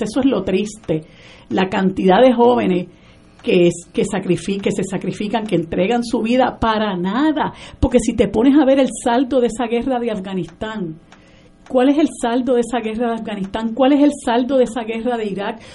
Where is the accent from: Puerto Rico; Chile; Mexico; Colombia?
Puerto Rico; los mismos puertorriqueños que somos ciudadanos de los Estados Unidos